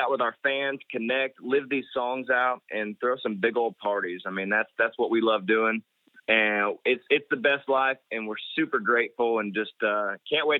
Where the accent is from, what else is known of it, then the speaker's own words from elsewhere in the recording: Ormond Beach, Florida, United States; I grew up in Ormond Beach, Florida, Volusia County